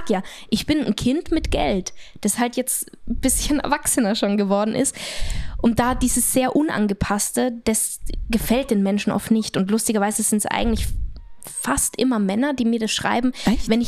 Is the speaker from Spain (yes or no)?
no; Austria; Nein, aber ich bin in den Bergen aufgewachsen, auf einer kleinen